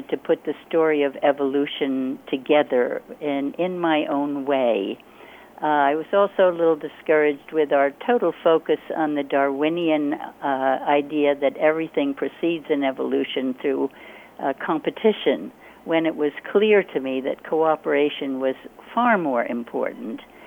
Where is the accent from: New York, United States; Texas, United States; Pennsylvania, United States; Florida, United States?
New York, United States; Hudson Valley; now in Hawaii, United States; I was born in the Hudson Valley of New York State in the U.S., and I had the great privilege of being able to run free in nature and to learn from nature on my own as a little kid